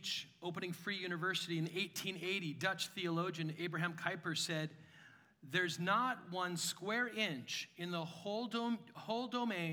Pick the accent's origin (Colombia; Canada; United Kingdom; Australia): Canada; I'm a Canadian.